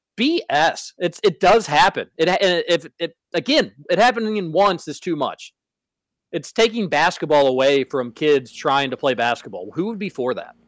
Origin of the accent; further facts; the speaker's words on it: Louisville, Kentucky, United States; growing up in the Highlands